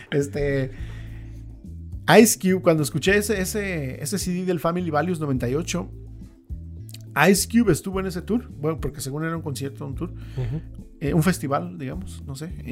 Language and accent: Spanish; Bakersfield, California, United States; born there; Este, no, mis papás son este de Oaxaca. Yo nací en, en Bakersfield. En Bakersfield.